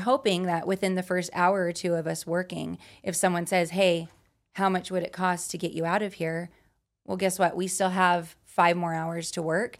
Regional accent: Utah, United States; now in Las Vegas, United States; I'm from Utah, out here in Vegas

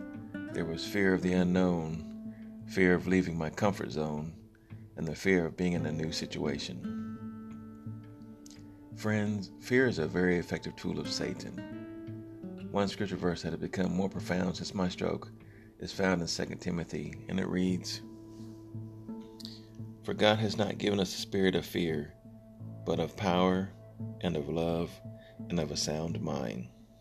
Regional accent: Texas, United States; born there; I was born in Texas, but my father was in the Army, so we moved around quite a bit.

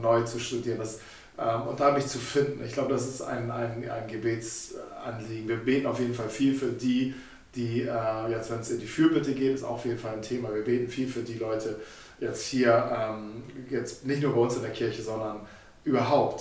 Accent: Germany; als Deutsche

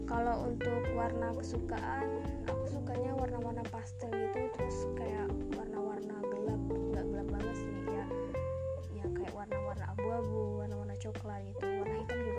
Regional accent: Ketapang, West Kalimantan, Indonesia; also born or lived in Sukadana; selama 12 tahun dari kecil dari aku lahir aku tinggal di Ketapang

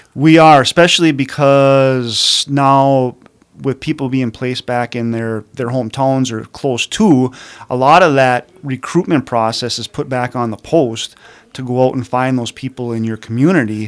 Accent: Calumet, Michigan, United States; also born or lived in Marquette, Michigan; born and raised in Calumet

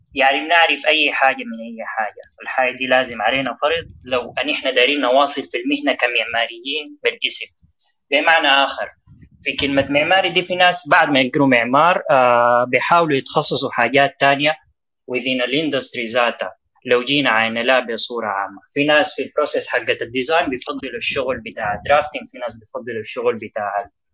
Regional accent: Sudan; في بلدنا السودان

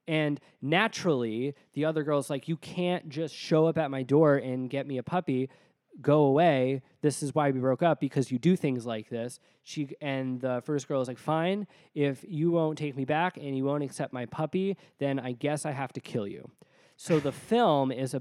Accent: Connecticut, United States; I'm from Connecticut

